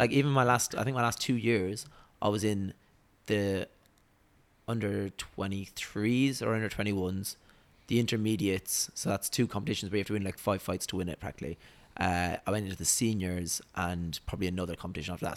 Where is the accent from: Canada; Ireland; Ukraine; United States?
Ireland; Waterford, Munster; moved away as an adult; now in Dubai, United Arab Emirates; Waterford, Ireland.